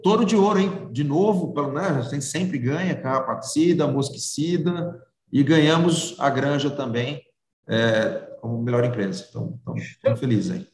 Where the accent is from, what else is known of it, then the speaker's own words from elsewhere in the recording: Ribeirão Preto, São Paulo, Brazil; Eu sou que nasci aqui em Ribeirão Preto